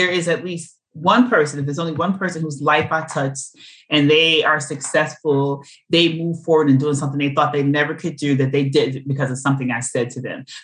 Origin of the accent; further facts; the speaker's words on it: New York City, New York, United States; I'm from Brooklyn.